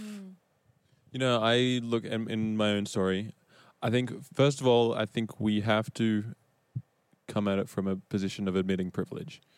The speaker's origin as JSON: {"language": "English", "country": "Australia", "moved": "as an adult", "lives_now": "United States", "said": "I am Australian and I've been in the States now since 2017"}